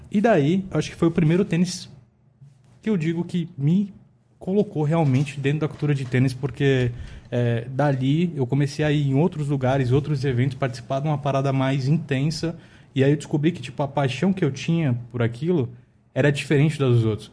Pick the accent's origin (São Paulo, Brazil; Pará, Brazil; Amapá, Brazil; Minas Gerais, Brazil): São Paulo, Brazil; also born or lived in Diadema; eu nasci, é, cresci em São Paulo